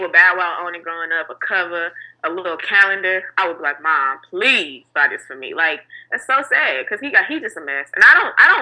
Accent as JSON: {"language": "English", "town": "St. Louis", "region": "Missouri", "country": "United States", "moved": "yes", "lives_now": "Cleveland, United States", "said": "I'm from St. Louis, but I live in Cleveland. But I ride for the STL till the day"}